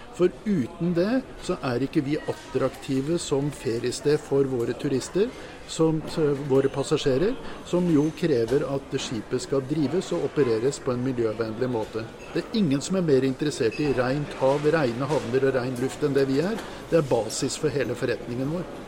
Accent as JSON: {"language": "Norwegian", "country": "Norway", "said": "oss som nordmenn"}